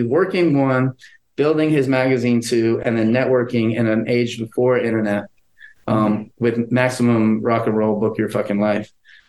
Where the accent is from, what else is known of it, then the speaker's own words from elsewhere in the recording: Melbourne, Florida, United States; I was from Melbourne.